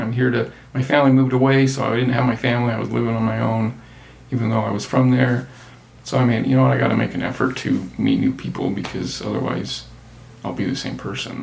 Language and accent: English; Circleville, Utah, United States; also born or lived in St. George, Utah; now in Salt Lake City area, United States; I grew up in St. George from high school on and grew up in Circleville before that, which is very small town.